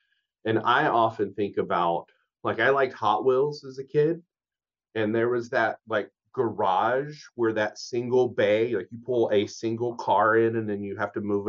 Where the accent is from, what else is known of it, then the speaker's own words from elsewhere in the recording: Louisiana, United States; now in Whatcom County, United States; I'm originally from Louisiana